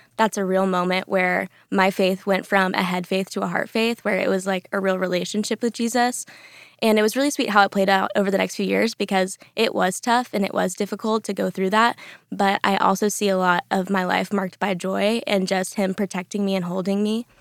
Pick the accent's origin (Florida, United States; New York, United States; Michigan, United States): Florida, United States; the Panhandle of; moved away as an adult; also born or lived in Orlando, Florida; now in Dallas, United States; I am from the Panhandle of Florida